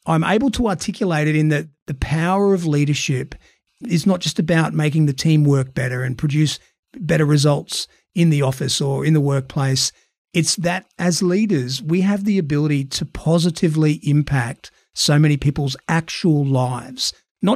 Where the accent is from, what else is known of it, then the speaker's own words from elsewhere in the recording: Australia; accent: Australian; my awful Australian accent.